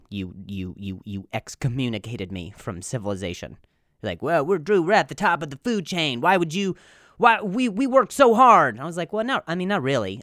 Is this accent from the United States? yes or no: yes; Midwest, United States; moved away; I'm from the Midwest